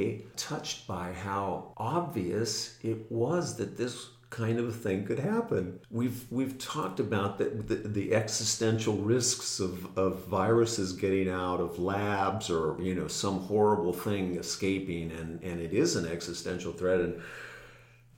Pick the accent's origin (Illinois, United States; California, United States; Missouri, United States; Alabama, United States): California, United States; Camarillo; now in Santa Barbara, United States; I grew up in Camarillo